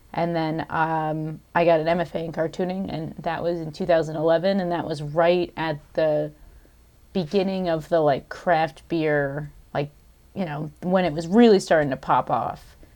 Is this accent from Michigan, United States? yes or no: no; Southern Connecticut, United States; also born or lived in Hudson Valley / Oregon / Boston / Vermont; I grew up in Southern Connecticut